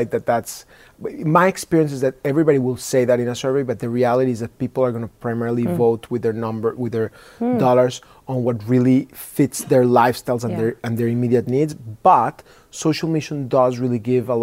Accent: Mexico; moved away; I was born in Mexico.

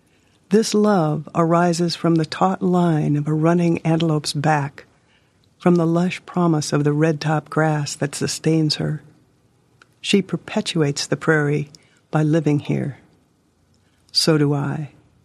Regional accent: Hermosa, South Dakota, United States; I'm from Hermosa, South Dakota. Home to me is the prairie.

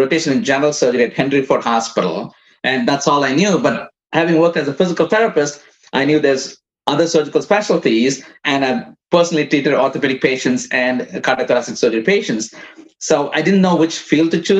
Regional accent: India; moved away as an adult; also born or lived in Midwest, United States; now in United States; I came from India as a physical therapist. I came in 1994. I worked in as a physical therapist in India for a couple of years before I came here.

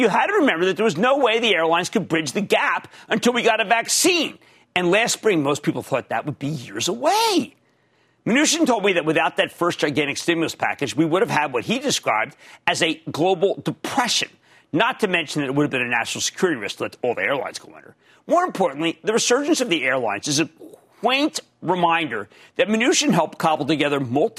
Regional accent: New Jersey, United States; Let's go to Kevin in my home state of New Jersey. I have a lot of home states.

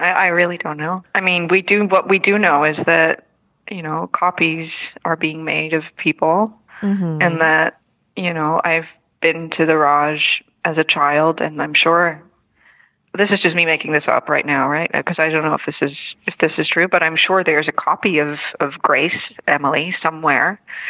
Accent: Netherlands; English is a second language; I'm from Holland, so this is all fake, you know, all the American stuff is fake.

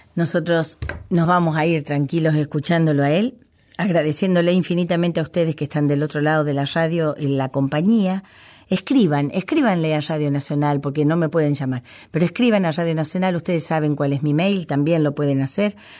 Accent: Cañuelas, Buenos Aires Province, Argentina; Cañuelas, que es mi, mi patria chica.

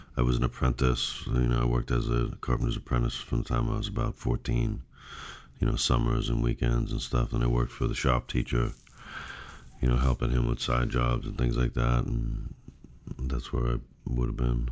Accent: Newton, Massachusetts, United States; I was born in Newton, Massachusetts

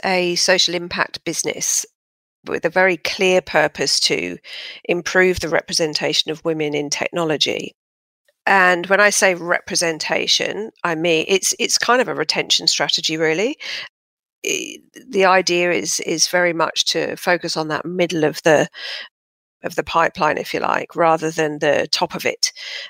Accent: Fulham, London, United Kingdom; moved away as an adult; now in Sydney, Australia; But yeah, I'm originally from southwest London, Fulham, as you can probably tell by my impeccable accent, which I've hung on to dearly, although the Brits will probably be going, oh, she's got that Aussie twang, which is annoying.

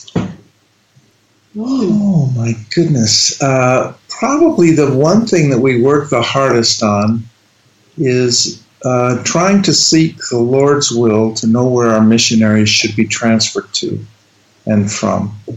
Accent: Salt Lake City, Utah, United States; moved away as an adult; now in Netherlands; I grew up in Salt Lake City, Utah

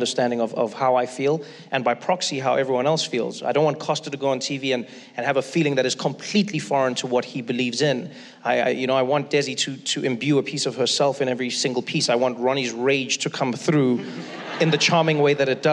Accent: South Africa; moved away; I grew up in South Africa

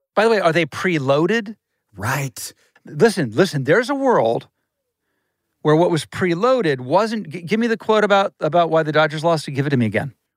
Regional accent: Ohio, United States; now in Los Angeles, United States; I'm from Ohio

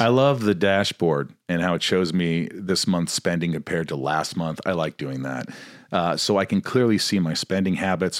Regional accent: Evansville, Indiana, United States; now in Hollywood Hills, United States; I grew up in Evansville, Indiana.

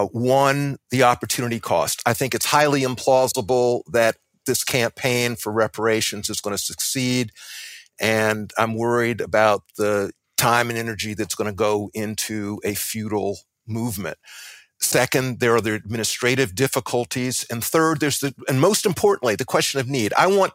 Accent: Columbia, South Carolina, United States; And by the way, I'm from South Carolina too. I was born in 1954 in Columbia, South Carolina, when the Constitution of South Carolina decreed segregation.

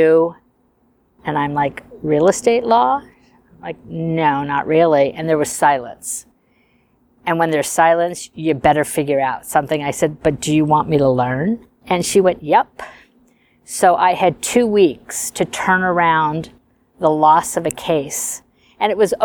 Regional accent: Beverly Hills, California, United States; I grew up in Beverly Hills.

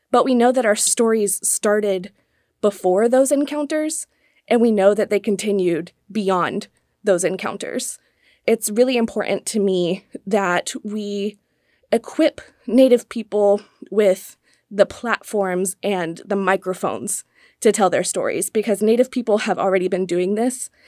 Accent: Raleigh, North Carolina, United States; moved away as an adult; now in Virginia, United States; I grew up in Raleigh, North Carolina

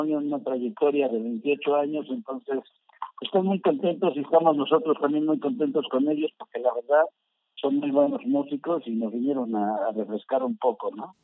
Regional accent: Mexico; como mexicanos

